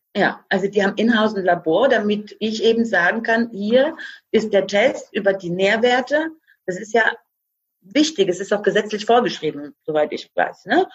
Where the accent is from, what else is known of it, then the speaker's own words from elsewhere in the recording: Croatia; now in Germany; ich bin gebürtige Kroatin.